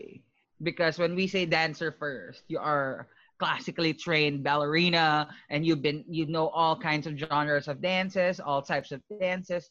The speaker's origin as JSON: {"language": "English", "country": "Philippines", "moved": "as an adult", "lives_now": "New York City, United States", "said": "I'm originally from the Philippines, and I've been living here in New York City for 2 years now"}